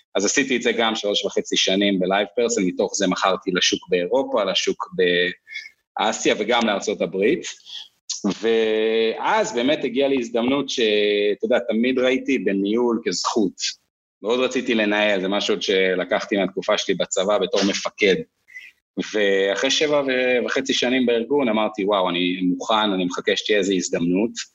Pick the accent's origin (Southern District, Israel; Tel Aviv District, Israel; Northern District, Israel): Northern District, Israel; Kfar Tavor; moved away as an adult; also born or lived in Kibbutz Beit Alfa / New York, United States; אני בן קיבוץ בטלפה במקור, גדלתי אחרי זה בכפר תבור